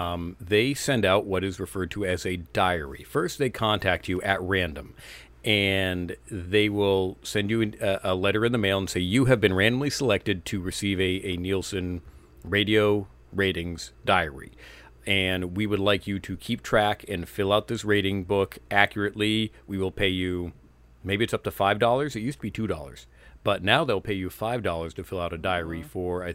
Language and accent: English; Bethlehem, New Hampshire, United States; I grew up in New Hampshire, small town called Bethlehem. Not a whole lot to do up there.